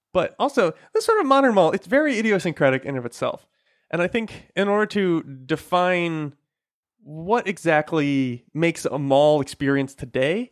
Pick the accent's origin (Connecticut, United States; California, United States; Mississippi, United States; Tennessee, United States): Connecticut, United States; Enfield; there's nothing inside the Enfield Mall. My hometown